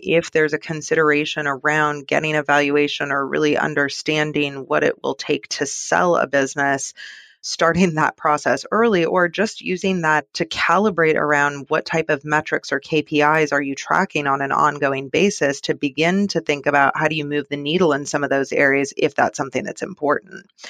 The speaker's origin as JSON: {"language": "English", "town": "Seattle", "region": "Washington", "country": "United States", "tie": "born or raised there", "moved": "yes", "lives_now": "San Francisco, United States", "said": "I grew up in Seattle"}